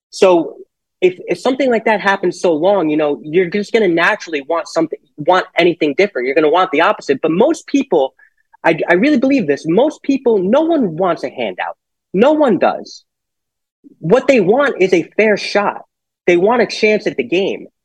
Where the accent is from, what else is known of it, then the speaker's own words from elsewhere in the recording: Monroe, Connecticut, United States; also born or lived in Norwalk; I was born in Norwalk, and he became the postmaster of Monroe, which is why I I went to Monroe and grew up mostly there.